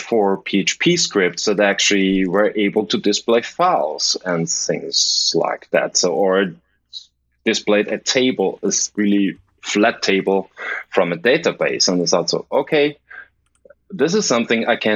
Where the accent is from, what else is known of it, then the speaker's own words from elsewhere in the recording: Linz, Upper Austria, Austria; moved away as an adult; now in Vienna, Austria; my hometown Linz